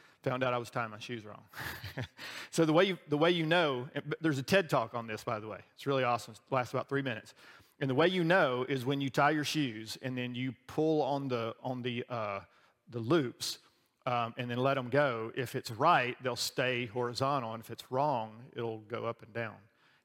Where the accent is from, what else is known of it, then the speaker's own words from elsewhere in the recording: the South, Southern United States, United States; as a Southerner